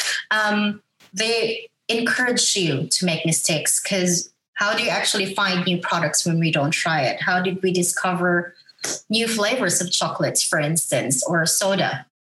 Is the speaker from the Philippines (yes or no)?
yes; Philippines; moved away as an adult; now in Australia; I am from the Philippines. I'm a Filipina.